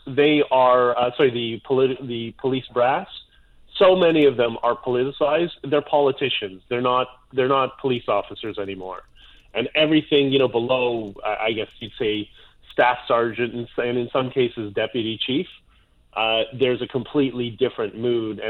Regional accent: Canada

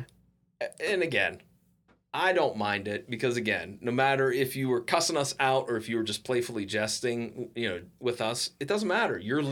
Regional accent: Providence, Rhode Island, United States; And so I was like, well, I'm from Providence.

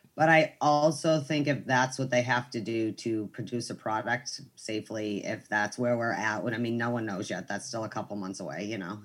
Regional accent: Boston, Massachusetts, United States; I'm from Boston

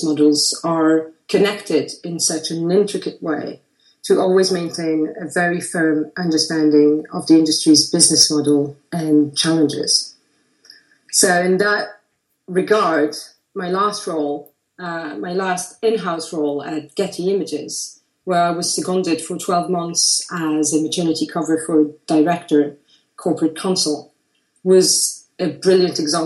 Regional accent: Brussels, Brussels-Capital Region, Belgium; also born or lived in Paris; now in London, United Kingdom; based between Paris, London, and my hometown, Brussels. I live in London

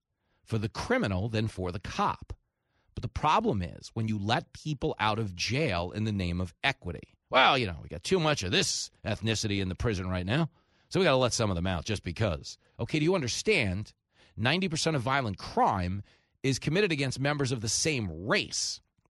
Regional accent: East Coast, United States; Like, I grew up on the East Coast, you know, loved New York.

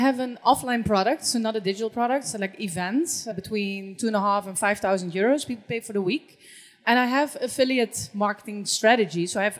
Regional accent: Netherlands; I'm from the Netherlands.

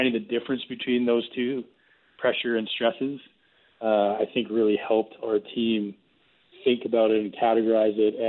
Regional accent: Springbank, Alberta, Canada; We grew up in Springbank, and the only thing that we had to keep us socially connected was school and sports

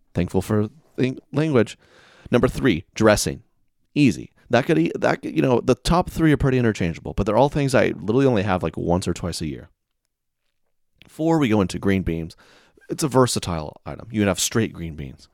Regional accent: the South, United States; moved away; I'm from the South

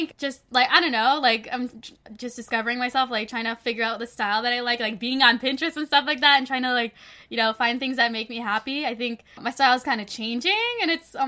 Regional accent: Toronto, Ontario, Canada; also born or lived in Los Angeles; my hometown, Toronto

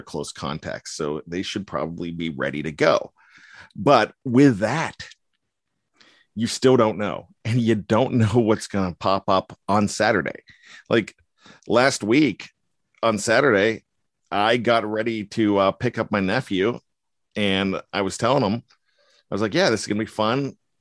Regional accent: Johnstown, Pennsylvania, United States; I'm from Johnstown

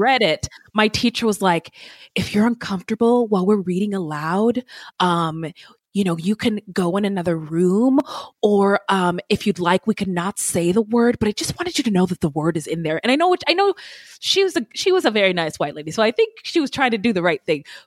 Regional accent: Bay Area, California, United States; also born or lived in Spokane, Washington; I'm from the Bay Area

